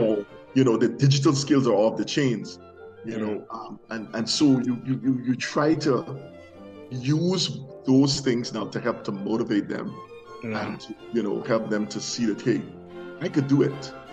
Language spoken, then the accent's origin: English; Guyana; moved away; I came from Guyana.